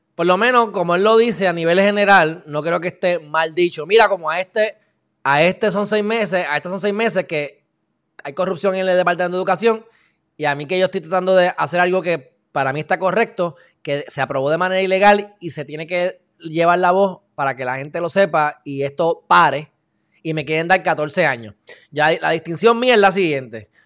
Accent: Puerto Rico; Nosotros como puertorriqueños

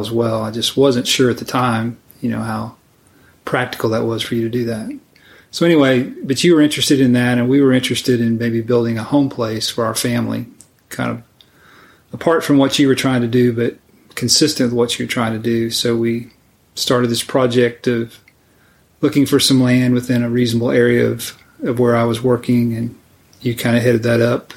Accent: Indiana, United States; moved away; I grew up in Indiana

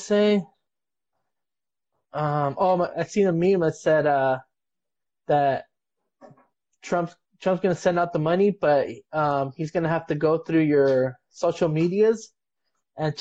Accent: Bloomington, California, United States; my family, like we're from Bloomington. Like we said, we're from San Bernardino County.

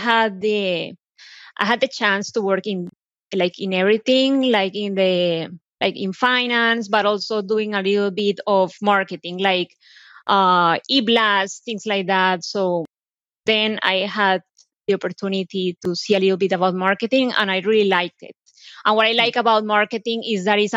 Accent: Colombia; English is a second language; moved away as an adult; now in United States; I'm originally from Colombia, as you can tell by my accent. I came here back in 2006 to do an internship

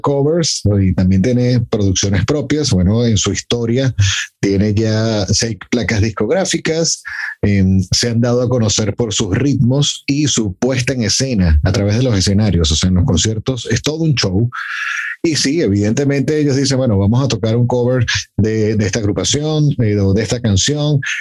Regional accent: Mexico; en mi país

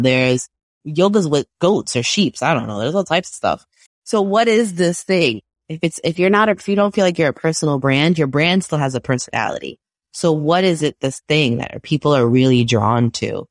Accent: New York City, New York, United States; I'm from Brooklyn

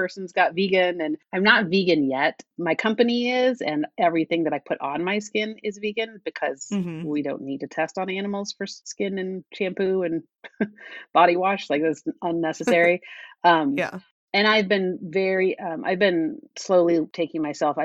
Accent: Denver, Colorado, United States; moved away as an adult; also born or lived in Washington, D.C.; I grew up in Denver

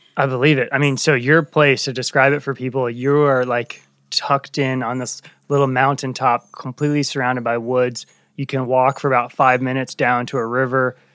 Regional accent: Northern Virginia, United States; I grew up in Northern Virginia

